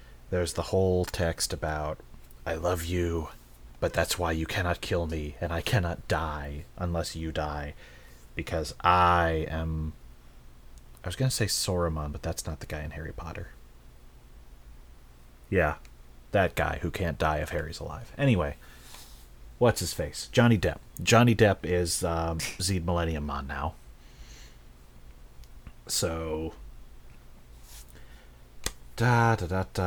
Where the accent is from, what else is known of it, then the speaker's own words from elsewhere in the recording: Ireland; I'm Irish